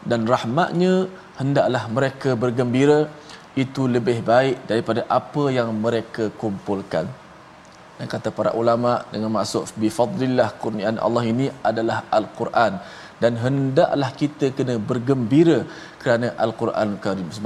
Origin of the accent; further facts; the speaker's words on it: Terengganu, Malaysia; Saya orang Terengganu tapi saya buat, buat pandai lah.